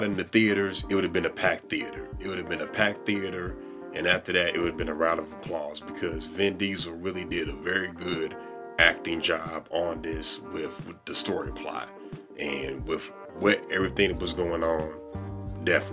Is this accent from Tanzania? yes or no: no; St. Louis, Missouri, United States; accent: country accent; I'm from the Midwest. I'm St. Louis, born and raised.